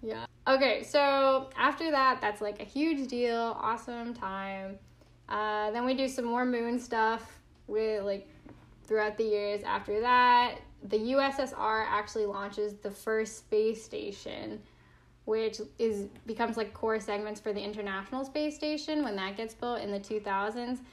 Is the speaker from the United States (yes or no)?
yes; United States; I still love being American.